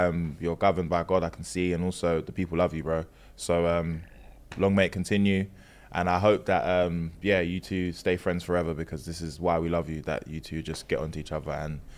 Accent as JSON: {"language": "English", "country": "Sierra Leone", "said": "Guys, I'm from Sierra Leone."}